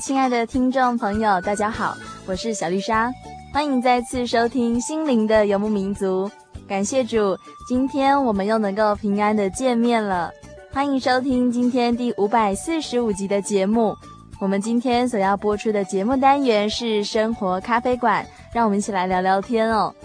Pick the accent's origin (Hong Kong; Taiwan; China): Taiwan; 我们台湾